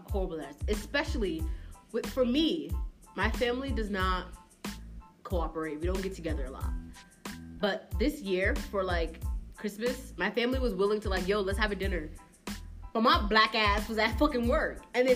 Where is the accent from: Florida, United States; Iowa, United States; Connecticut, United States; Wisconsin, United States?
Connecticut, United States; Bridgeport; I'm from Bridgeport, born and raised in Bridgeport